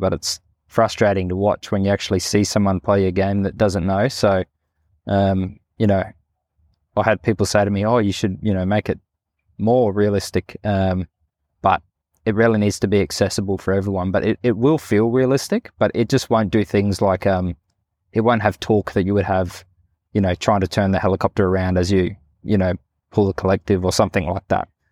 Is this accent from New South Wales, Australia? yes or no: no; Northern Territory, Australia; also born or lived in Katherine; I grew up here in the Northern Territory